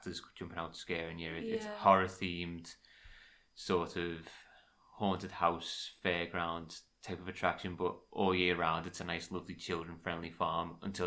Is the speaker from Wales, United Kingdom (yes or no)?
no; Liverpool, North West England, United Kingdom; we're also from Liverpool